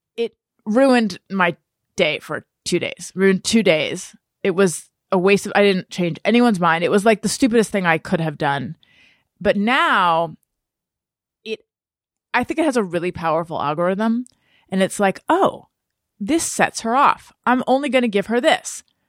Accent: Southern California, United States; I grew up in Southern California

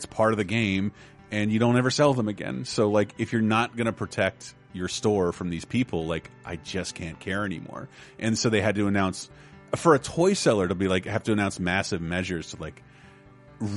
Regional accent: Miami, Florida, United States; born or raised there

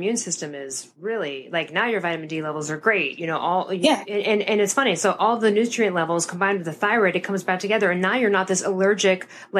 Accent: Chicago, Illinois, United States; we're from Chicago. We're going to have to order that Pacino's in and do that at some point.

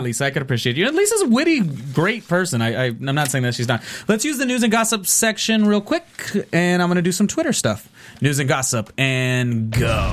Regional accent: near Carson High School, California, United States; we're from Carson High School, which is a high school that was near where I grew up.

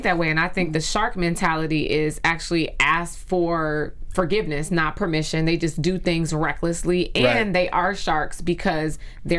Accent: Chicago, Illinois, United States; Chicago's my hometown

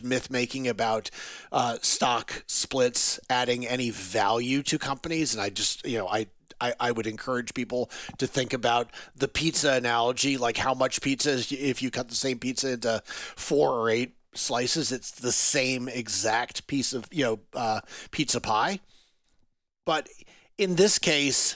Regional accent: North Carolina, United States; I am from North Carolina

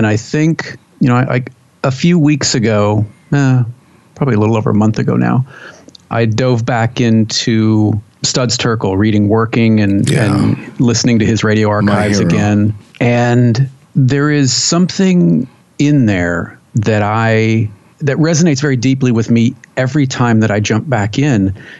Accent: California, United States; there we grew up with as a Californian, you'll know that there were.

